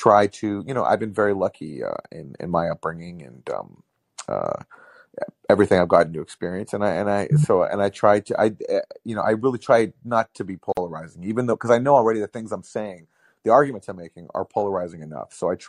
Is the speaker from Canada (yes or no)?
yes; Canada; Aside from us being Canadian, I don't.